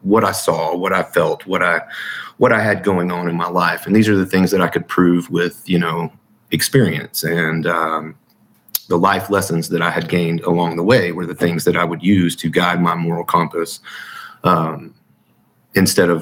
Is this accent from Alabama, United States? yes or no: yes; Huntsville, Alabama, United States; I was born in 1980 in Huntsville, Alabama